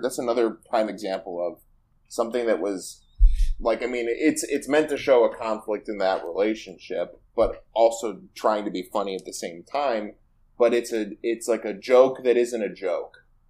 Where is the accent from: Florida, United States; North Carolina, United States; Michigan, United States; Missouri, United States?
Michigan, United States; you and I both, both grew up in, like, the Rust Belt